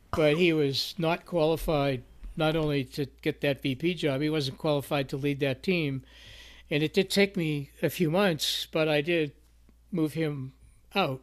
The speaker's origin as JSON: {"language": "English", "town": "Boston", "region": "Massachusetts", "country": "United States", "said": "I come from the Boston area"}